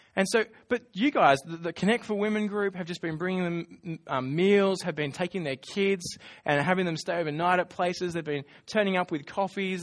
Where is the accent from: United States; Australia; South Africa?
Australia